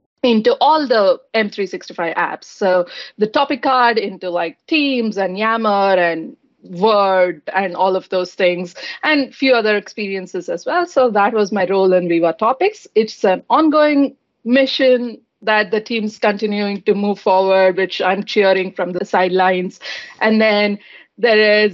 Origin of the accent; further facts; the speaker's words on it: Bangalore, Karnataka, India; moved away as an adult; now in Redmond, United States; I'm from Bangalore in India